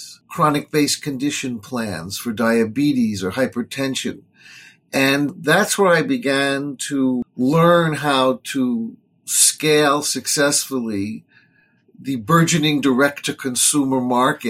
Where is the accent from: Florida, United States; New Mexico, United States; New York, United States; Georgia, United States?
New York, United States; New York City; I grew up in the suburbs of Manhattan. We call it Queens, New York